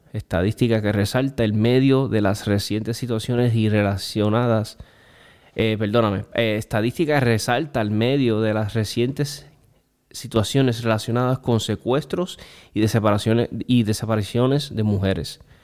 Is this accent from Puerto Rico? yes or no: yes; Puerto Rico